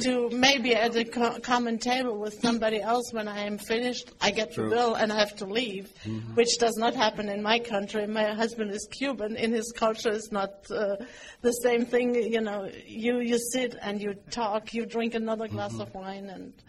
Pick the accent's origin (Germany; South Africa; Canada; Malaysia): Germany; This was my culture shock when I came from Germany.